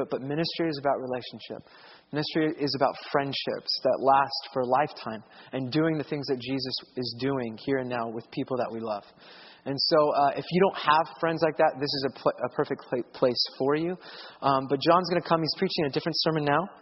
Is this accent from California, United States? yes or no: yes; Southern California, United States; growing up in Southern California